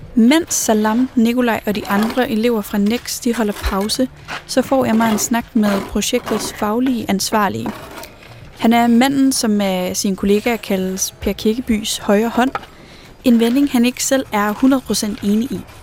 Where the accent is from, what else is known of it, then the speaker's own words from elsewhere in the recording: Jutland, Denmark; Nu kommer jeg jo fra Jylland